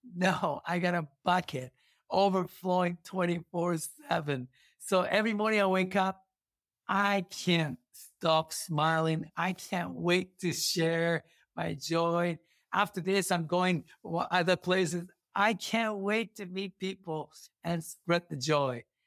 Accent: Kumamoto, Japan; English is a second language; moved away as an adult; now in Sacramento, United States; Kumamoto, my city hometown

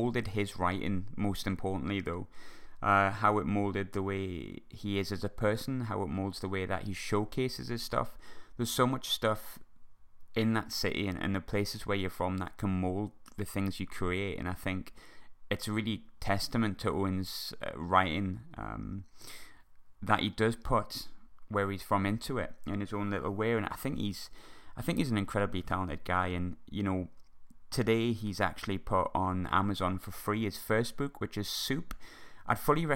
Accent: Sunderland, North East England, United Kingdom; my hometown of Sunderland

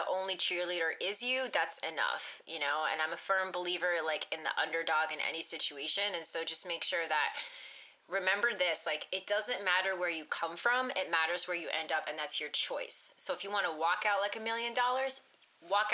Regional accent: East Coast, United States; moved away; I'm from the East Coast, and, like, we're very, like, nature, environmental and stuff

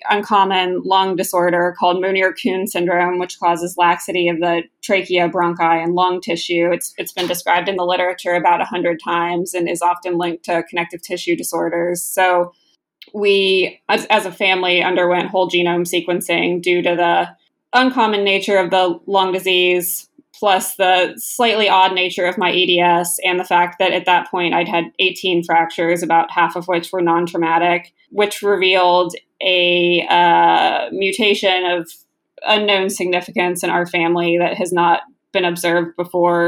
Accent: West Virginia, United States; I grew up in West Virginia

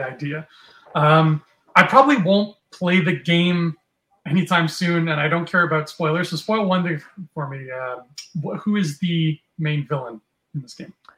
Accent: Canada; We are from Canada. You and I are from Canada

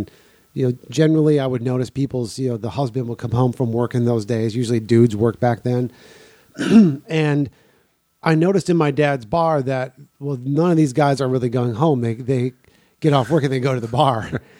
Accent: Milwaukee, Wisconsin, United States; I grew up on the South Side, which is entirely blue collar.

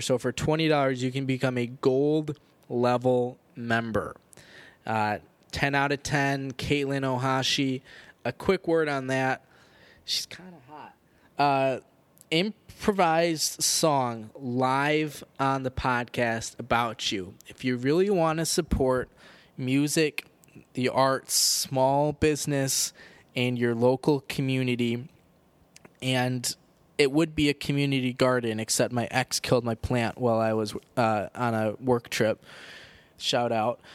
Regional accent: United States; 'cause we're American

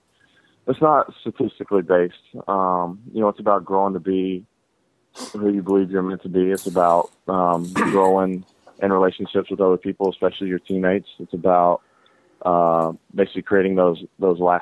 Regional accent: Atlanta, Georgia, United States; growing up in Atlanta

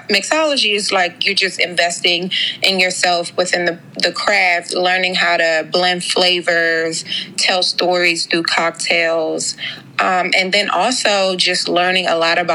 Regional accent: Suitland, Maryland, United States; I am a Prince George's County native. I grew up in Suitland

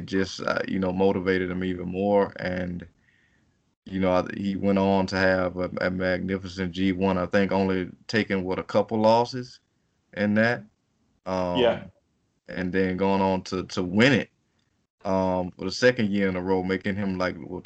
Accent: United States; as an American

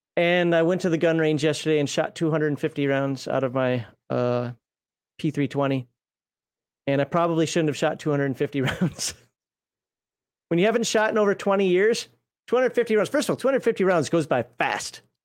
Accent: United States; being an American

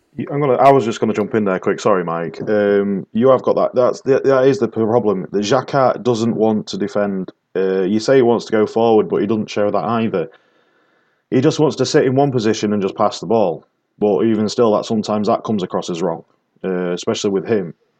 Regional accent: the North of England, United Kingdom; accent: Northern; It's my Northern accent.

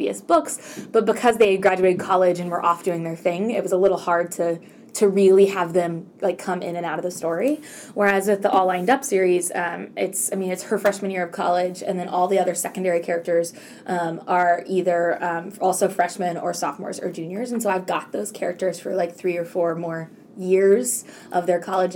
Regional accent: Texas, United States; I grew up in Texas

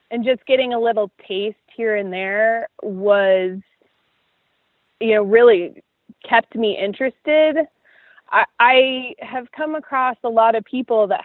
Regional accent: Florida, United States; No, because we uh, spent most of our time on the Gulf Coast, which, if you've ever been there, is like a giant uh, water body full of bath water.

